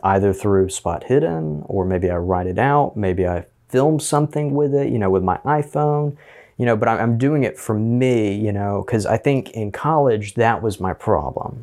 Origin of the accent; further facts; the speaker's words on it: Auburn, Alabama, United States; also born or lived in Opelika, Alabama; I was in Auburn City Schools most of my life